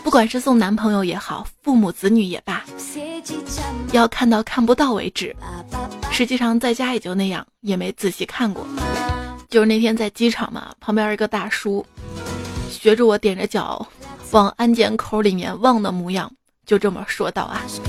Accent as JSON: {"language": "Chinese", "country": "China", "said": "我们中国人玩的是乒乓球，没进世界杯也很正常。"}